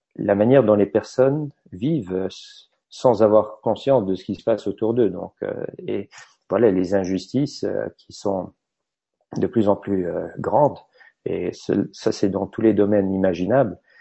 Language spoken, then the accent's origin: French; Luxembourg; en tant que luxembourgeois